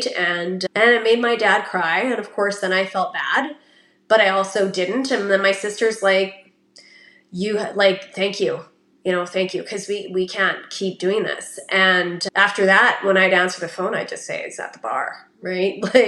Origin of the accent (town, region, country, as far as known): Canada; born or raised there